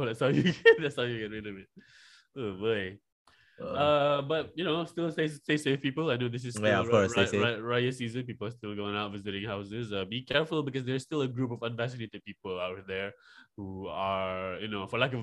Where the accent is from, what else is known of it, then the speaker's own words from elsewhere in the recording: Malaysia; I'm from Malaysia